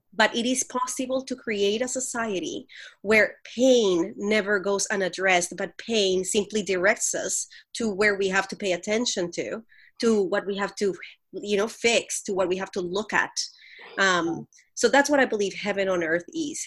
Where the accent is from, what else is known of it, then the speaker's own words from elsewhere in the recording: Colombia; I grew up in Colombia, the country